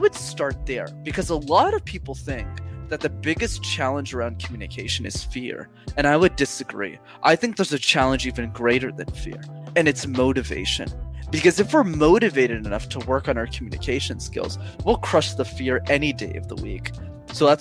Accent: Montreal, Quebec, Canada; English is a second language; I grew up in Montreal, which is still where I'm based

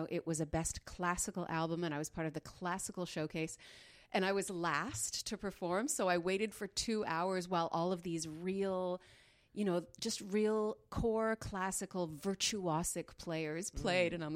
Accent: Dryden, Ontario, Canada; born there; also born or lived in Smooth Rock Falls / Sioux Lookout / Pine Falls / Richelieu, Quebec; I was born in Dryden. I lived in Smooth Rock Falls, Sioux Lookout, Pine Falls

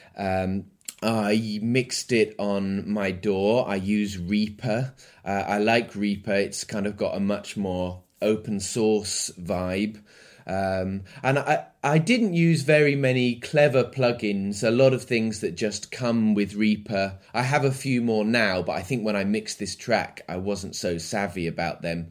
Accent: Midlands, United Kingdom; now in London, United Kingdom; I grew up in the Midlands in England and I live in London at the moment

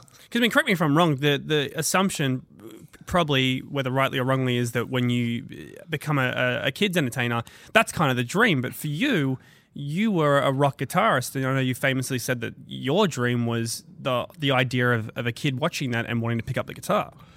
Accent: Kellyville, New South Wales, Australia; grew up in Kellyville

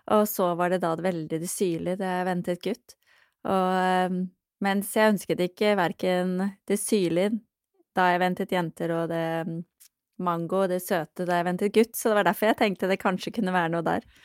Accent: Norway; moved away as an adult; also born or lived in London; jeg vokste opp i Norge

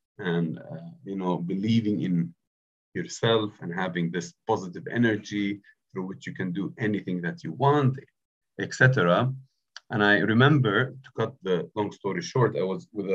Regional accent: Bethlehem, West Bank, Palestine; moved away as an adult; also born or lived in Jerusalem; now in Cambridge, United Kingdom; So I was born in Jerusalem, bred in Bethlehem. That makes me a Bethlehemite

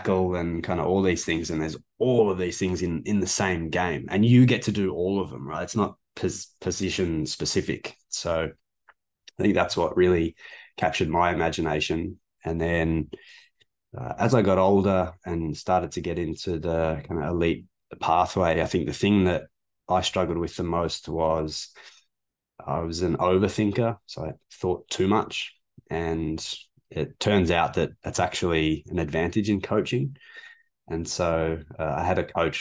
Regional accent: Melbourne, Victoria, Australia; moved away as an adult; now in Canada; I'm from Australia. I'm from Melbourne

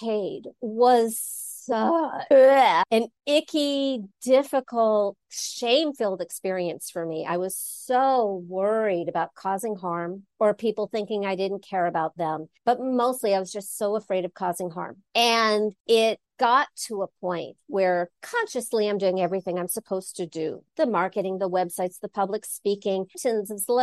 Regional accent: Los Angeles, California, United States; I grew up in Los Angeles, ran away to college, got a degree in religion back east, came back

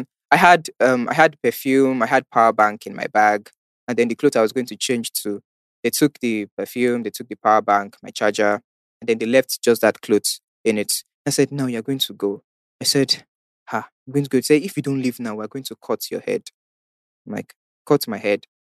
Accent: Ibadan, Oyo, Nigeria; So I said, but I'm from Ibadan. Do you not expect me to go back all the way to Ibadan? I don't live in Lagos.

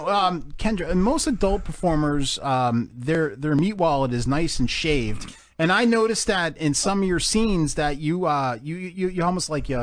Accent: New Jersey, United States; I'm from Jersey.

